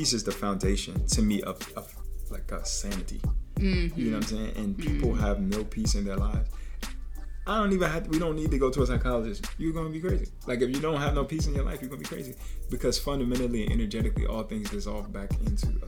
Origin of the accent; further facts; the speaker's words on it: Trenton, New Jersey, United States; as a young person, I'm from the hood. I'm from Trenton, New Jersey